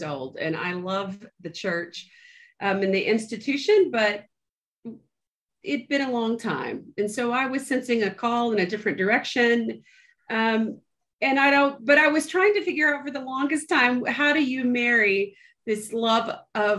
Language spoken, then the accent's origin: English; Moultrie, Georgia, United States; I was born in South Georgia in a town called Moultrie